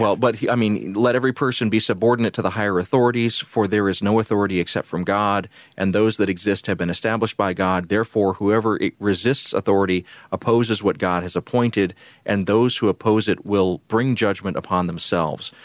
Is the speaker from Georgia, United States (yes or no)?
yes; Columbus, Georgia, United States; where I grew up in Columbus, Georgia